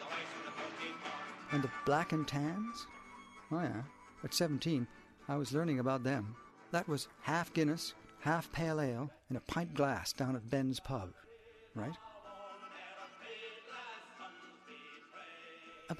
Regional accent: Newfoundland and Labrador, Canada; When I was a teenager growing up in Newfoundland

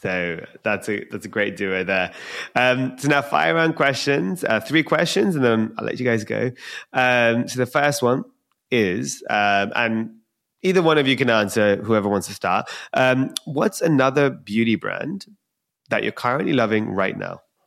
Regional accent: London, United Kingdom; I'm from London

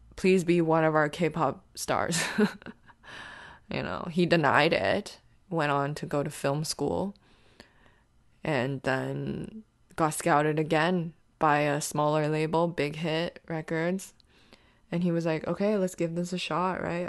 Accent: Canada; we're Canadian

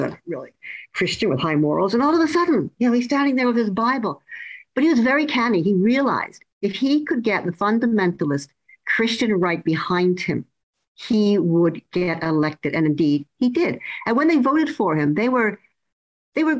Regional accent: Canada; now in United Kingdom; I'm originally from Canada

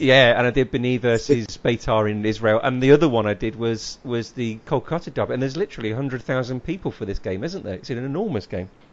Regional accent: Leicester, East Midlands, United Kingdom; I come from Leicester

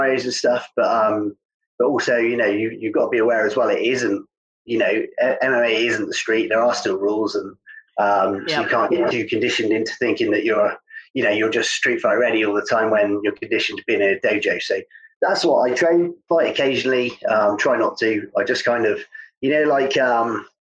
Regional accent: Cornwall, South West England, United Kingdom; I grew up surfing in Cornwall

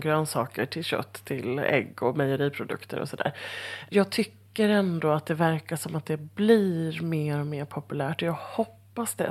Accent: Halmstad, Halland County, Sweden; moved away; jag är ju från Halmstad från början

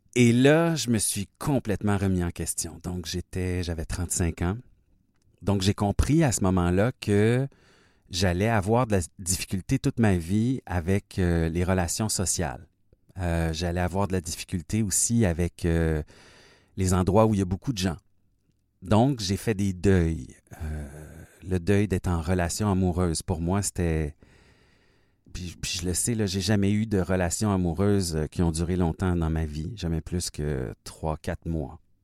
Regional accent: Fort-Coulonge, Quebec, Canada; je suis né au Québec, mais vraiment dans le sud-ouest du Québec, à la frontière de l'Ontario, dans mon petit village qui s'appelle Fort-Coulonge

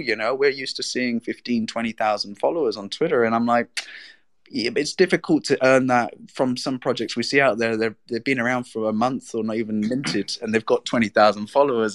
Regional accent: England, United Kingdom; now in Spain; I'm English, but I live in Spain.

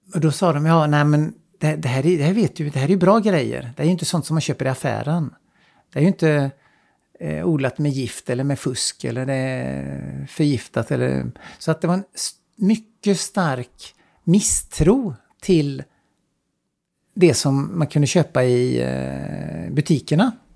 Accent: Sweden; moved away as an adult; also born or lived in China; jag är svensk

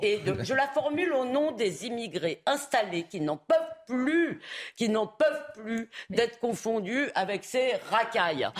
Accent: Épinay-sur-Seine, Île-de-France, France; Moi, quand j'étais gamine à Épinay-sur-Seine

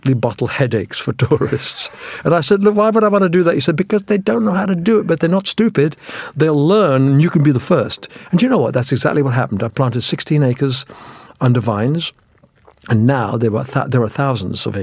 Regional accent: England, United Kingdom; also born or lived in India; I was born in India, and by the time I had my 8th birthday in England.

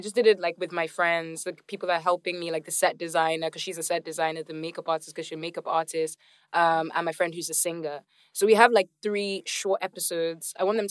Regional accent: Nigeria; I'm from Nigeria.

